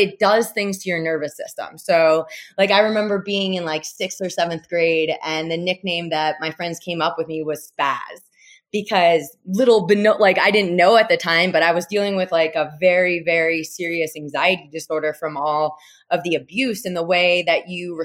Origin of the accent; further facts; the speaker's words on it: Jackson, New Jersey, United States; now in Boulder, United States; I was born and raised in New Jersey, in central Jersey, Jackson